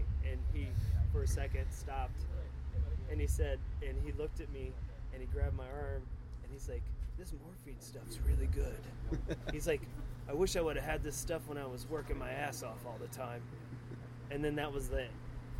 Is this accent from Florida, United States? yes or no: yes; Sarasota, Florida, United States; now in Gainesville, United States; That's what was such a hard transition for me growing up in Sarasota, because there was a lot of fighting all the time down there.